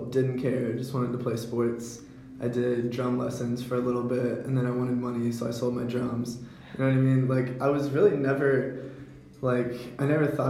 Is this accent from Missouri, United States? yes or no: no; Hanover County, Virginia, United States; I'm from Hanover County